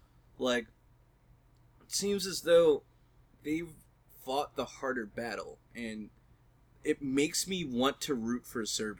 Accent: United States; I'm American, so I root for America.

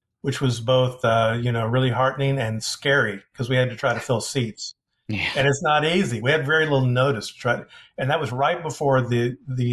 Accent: Austin, Texas, United States; I'm from Austin

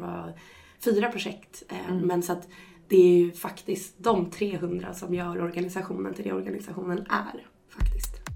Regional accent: Stockholm, Stockholm County, Sweden; moved away as an adult; now in Uppsala, Sweden; lite i Uppsala och lite i Stockholm där jag kommer ifrån

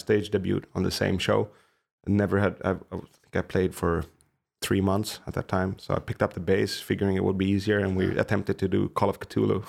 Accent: Haninge, Stockholm County, Sweden; one of the songs that got mentioned where I was growing up in Haninge.

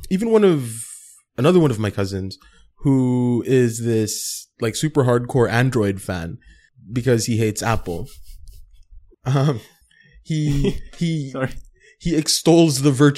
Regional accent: Philippines; we're in Filipino culture and it's very hierarchical

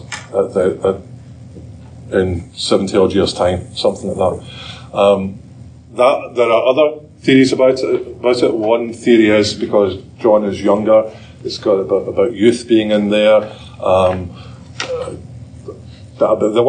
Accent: Scotland, United Kingdom; moved away; I'm Scottish. I'm not Irish.

